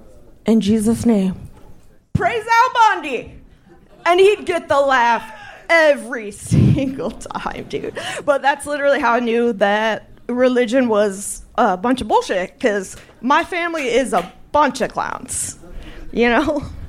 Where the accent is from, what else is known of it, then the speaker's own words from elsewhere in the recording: Washington, United States; I'm from Washington. That's right. Where Matt Groening's from, yo.